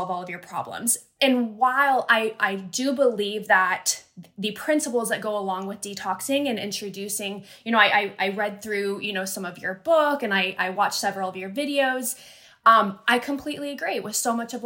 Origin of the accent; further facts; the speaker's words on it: United States; moved away as an adult; also born or lived in China; born and raised in the United States